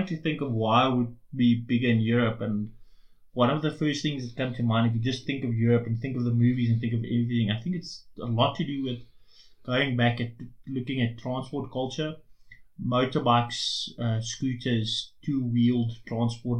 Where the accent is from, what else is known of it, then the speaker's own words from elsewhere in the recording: South Africa; We are South African